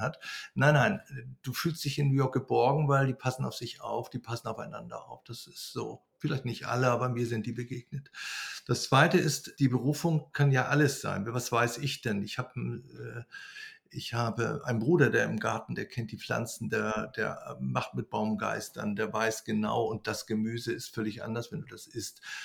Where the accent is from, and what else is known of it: Germany; now in Greece